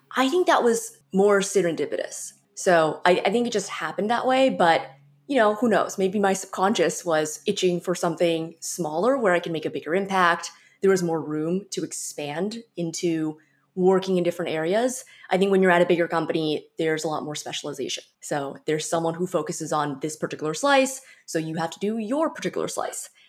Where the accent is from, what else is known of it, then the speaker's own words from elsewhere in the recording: San Francisco Bay Area, California, United States; I'm from the San Francisco Bay Area originally